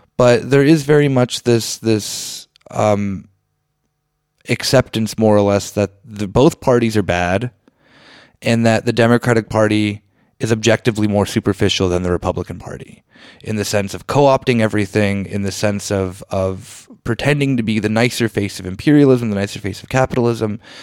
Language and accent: English; Arizona, United States; moved away; growing up in Arizona